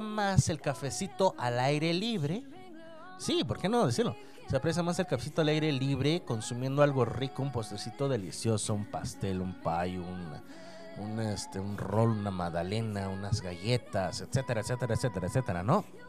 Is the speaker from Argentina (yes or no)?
no; Mexico